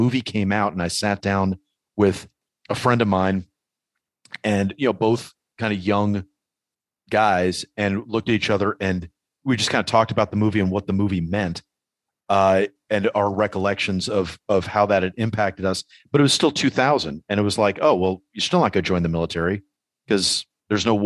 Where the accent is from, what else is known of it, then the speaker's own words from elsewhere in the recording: New York, United States; as a New Yorker